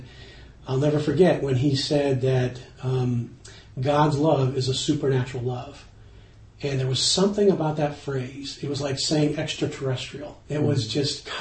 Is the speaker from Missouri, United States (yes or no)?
yes; St. Louis, Missouri, United States; I grew up in St. Louis, Missouri.